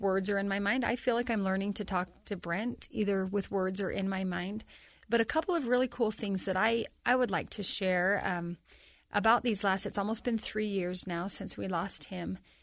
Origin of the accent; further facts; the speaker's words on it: North Ogden, Utah, United States; for my hometown